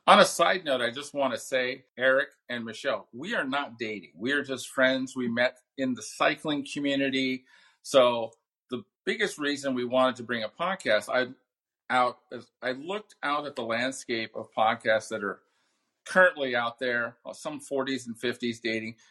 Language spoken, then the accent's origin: English; Southern California, United States; I grew up here in Southern California